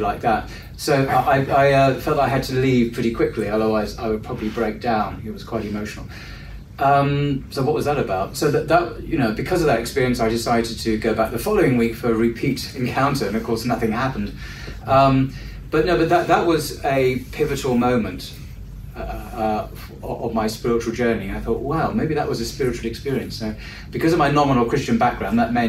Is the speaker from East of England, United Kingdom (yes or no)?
yes; Leigh-on-Sea, East of England, United Kingdom; moved away as an adult; now in London, United Kingdom; I'm an Essex boy. So I was born in Leigh-on-Sea, which is a seaside village on the south coast of Essex